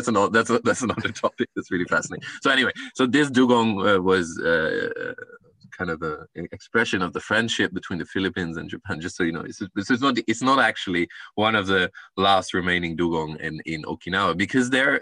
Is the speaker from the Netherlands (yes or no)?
yes; northern Netherlands, Netherlands; I grew up in the countryside in the Netherlands